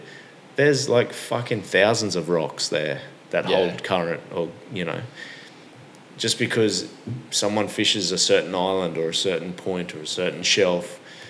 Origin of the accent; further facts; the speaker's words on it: Rockhampton, Queensland, Australia; also born or lived in Yeppoon; We go to that region quite a lot, Central Queensland. I was born there.